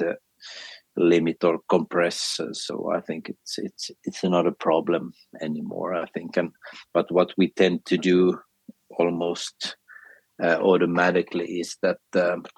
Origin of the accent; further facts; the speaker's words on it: Finland; first language Swedish; English is a second language; also born or lived in Sweden; my mother language is actually Swedish.